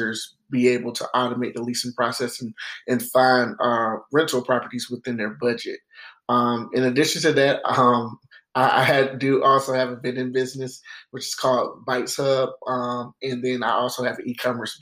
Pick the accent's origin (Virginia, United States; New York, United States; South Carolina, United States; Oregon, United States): South Carolina, United States; Greenville; also born or lived in Denmark, South Carolina; I'm originally from Greenville, South Carolina. I was born and raised there